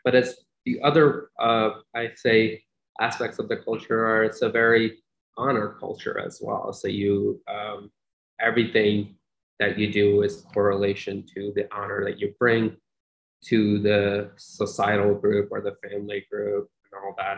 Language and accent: English; Long Island, New York, United States; also born or lived in Pakistan / Oklahoma; now in Syracuse, United States; I was 11 years old when I landed in New York